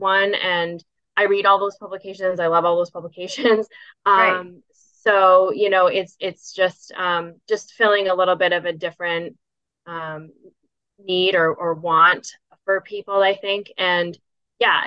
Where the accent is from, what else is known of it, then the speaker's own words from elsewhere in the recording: Augusta, Maine, United States; now in Portland, United States; I grew up in Augusta.